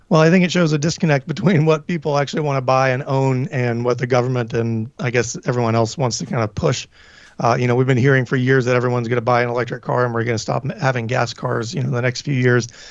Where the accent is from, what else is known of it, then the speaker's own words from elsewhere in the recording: Tennessee, United States; moved away; I'm from Tennessee